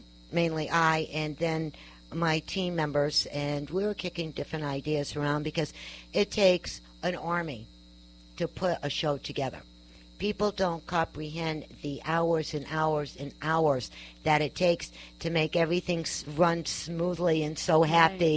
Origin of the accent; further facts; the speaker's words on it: New York, United States; I'm a New Yorker